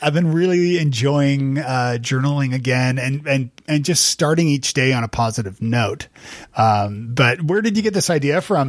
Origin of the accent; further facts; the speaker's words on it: Canada; moved away as an adult; now in United States; I'm Canadian and I live in the States